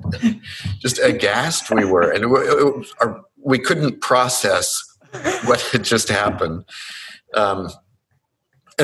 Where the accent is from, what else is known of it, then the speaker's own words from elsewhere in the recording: Longview, Texas, United States; I grew up in Longview, Texas